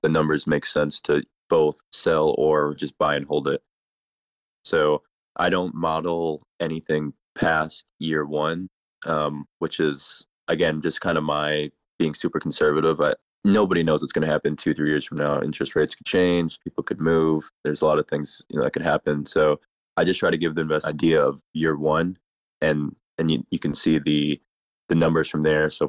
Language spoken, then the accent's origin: English; Minnesota, United States; now in Houston, United States; I'm not originally from Houston, from Minnesota